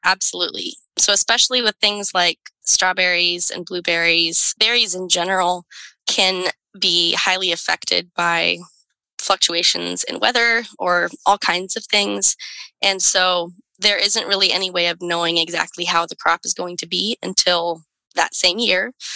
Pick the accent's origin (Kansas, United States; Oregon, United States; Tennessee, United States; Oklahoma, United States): Oregon, United States; Salem; grew up in Salem, Oregon